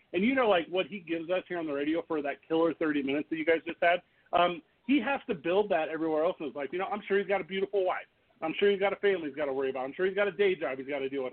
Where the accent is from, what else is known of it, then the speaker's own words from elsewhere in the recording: St. Louis, Missouri, United States; my hometown of St. Louis, Missouri